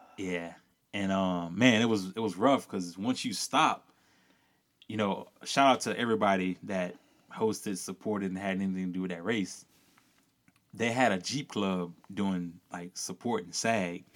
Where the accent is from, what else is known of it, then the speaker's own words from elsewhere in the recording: rural Louisiana, United States; growing up in rural Louisiana, you know, where I'm from